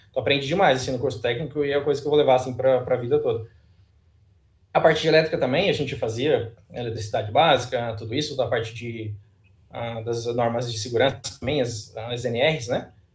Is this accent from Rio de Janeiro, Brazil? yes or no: no; Praia Grande, Santa Catarina, Brazil; ensino médio mesmo lá na Praia Grande, que é a minha cidade natal